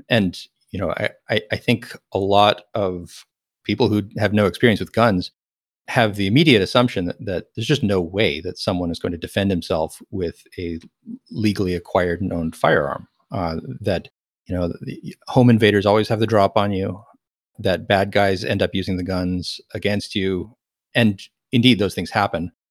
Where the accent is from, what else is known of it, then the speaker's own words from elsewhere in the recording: Texas, United States; moved away; also born or lived in California; I'm a Texan.